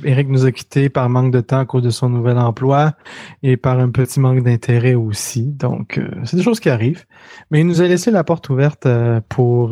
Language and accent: French; Quebec City, Quebec, Canada; moved away as an adult; now in Montreal, Canada; je viens de Québec, la ville de Québec.